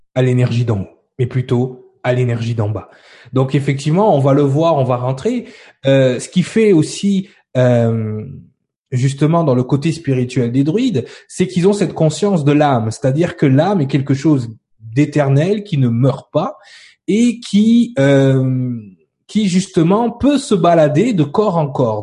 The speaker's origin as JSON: {"language": "French", "country": "France", "said": "nous en tant que Français et Européens"}